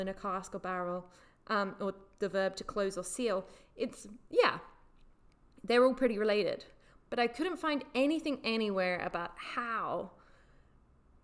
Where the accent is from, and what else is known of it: England, United Kingdom